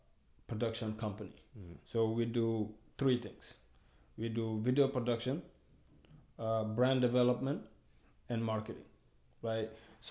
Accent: New York City, New York, United States; also born or lived in Guinea; Mm-hmm. I'm originally from Guinea, West Africa. I grew up in Brooklyn

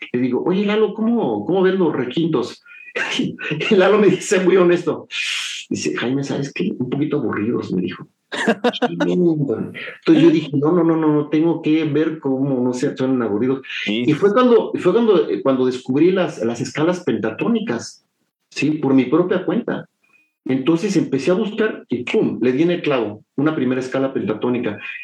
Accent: San Juan del Río, Querétaro, Mexico; moved away as an adult; also born or lived in Mexico City (Coyoacán) / Acapulco, Guerrero / Chilpancingo, Guerrero; mi primera infancia y después em, mi familia se mudó a, a, San Juan del Río

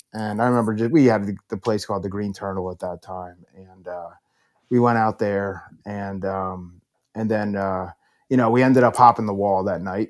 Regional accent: Bethlehem, Pennsylvania, United States; I grew up in Bethlehem, right? Humble beginnings

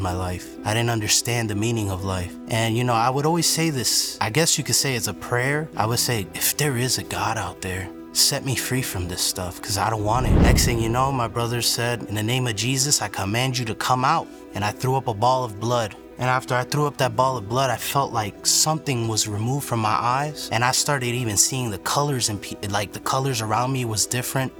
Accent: Broward County, Florida, United States; also born or lived in New York; I was born in New York, raised in Broward County

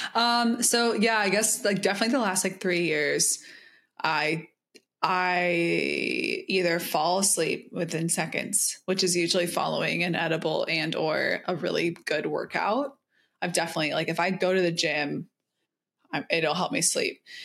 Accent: the South, United States; I'm from the South

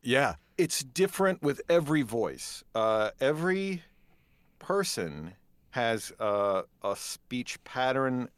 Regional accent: Dodgeville, Wisconsin, United States; moved away as an adult; also born or lived in Madison, Wisconsin / Kenosha, Wisconsin; now in Prairie du Sac, United States; I was born and raised in Dodgeville, Wisconsin

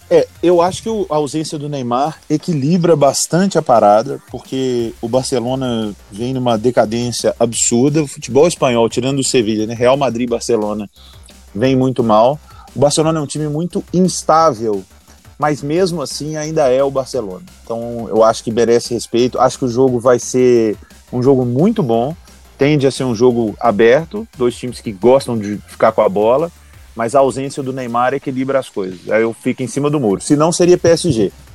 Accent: Brazil

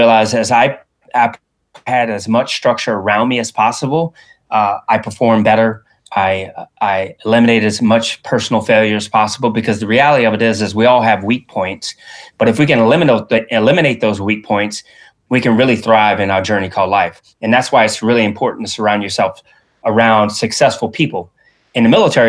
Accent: Louisiana, United States; I was raised in Louisiana here in the United States

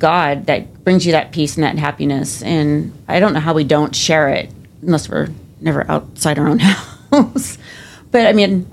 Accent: Southern California, United States; moved away as an adult; where I grew up in Southern California

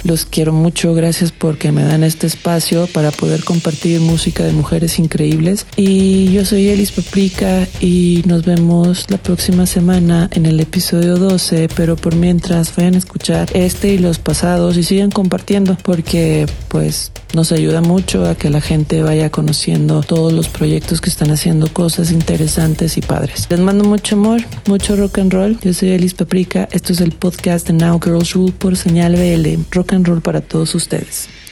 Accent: Jalisco, Mexico; yo soy de Jalisco

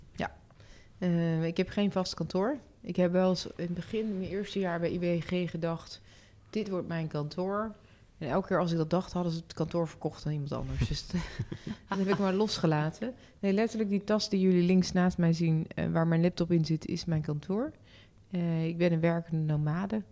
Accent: North Brabant, Netherlands; Tegelijkertijd ben ik ook opgegroeid in Brabant en ik, ik, ik voel me daar gewoon uitermate prettig

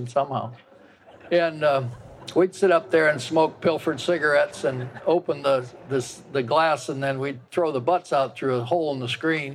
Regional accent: Iowa, United States; I grew up in the Appalachia, Linn County, just south of the river down here

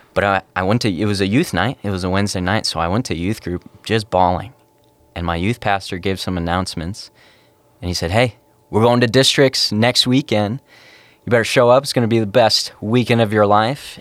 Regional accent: Cloquet, Minnesota, United States; moved away as an adult; also born or lived in Wisconsin; I came from Cloquet, Minnesota, born and raised for eighteen years

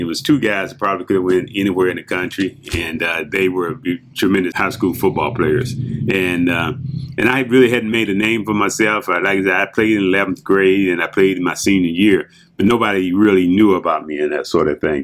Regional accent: Hampton, Virginia, United States; I grew up in Hampton, Virginia. I'm from the Mid Atlantic area there

